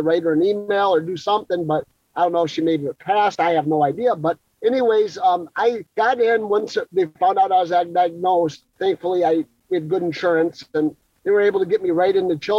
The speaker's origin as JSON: {"language": "English", "town": "Grosse Pointe", "region": "Michigan", "country": "United States", "tie": "born or raised there", "said": "I was born in Grosse Pointe"}